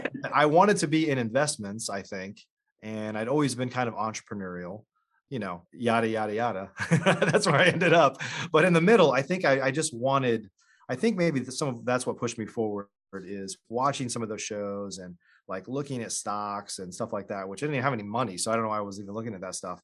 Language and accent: English; Illinois, United States; I grew up in Illinois